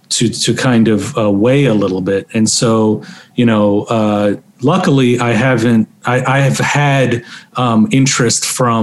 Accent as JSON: {"language": "English", "country": "Iran", "said": "So I'm ethnically Azerbaijani from Iran. So, you know, I'm ethnic minority within a diaspora group, right?"}